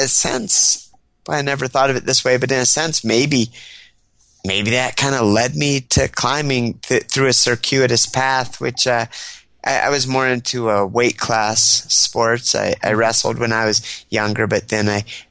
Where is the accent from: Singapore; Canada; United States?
United States; State College, Pennsylvania; also born or lived in Washington State; my parents moved to Pennsylvania because my dad is a professor. He got a job at Penn State University in State College, Pennsylvania